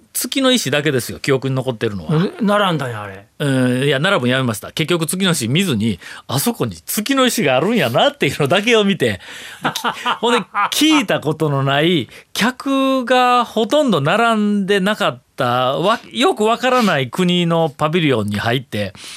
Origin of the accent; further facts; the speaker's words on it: Takuma, Kagawa, Japan; 私の出身の地元のあの香川県当時は水戸養郡宅間町